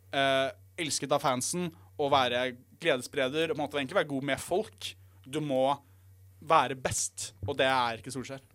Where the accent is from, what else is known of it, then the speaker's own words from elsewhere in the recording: Norway; Jeg er jo norsk